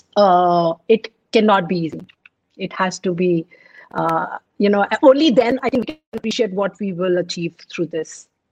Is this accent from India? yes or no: yes; Hyderabad, Telangana, India; also born or lived in Punjab; Although I'm born and brought up in Hyderabad, but my roots are from Punjab